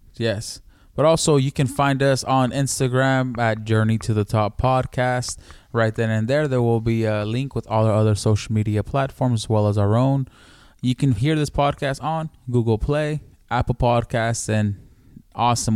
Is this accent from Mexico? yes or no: yes; Mexico City, Mexico; where I'm from, I'm from Mexico City, in DF